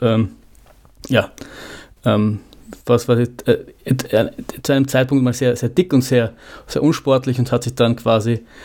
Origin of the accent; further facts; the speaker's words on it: Vienna, Austria; als Wiener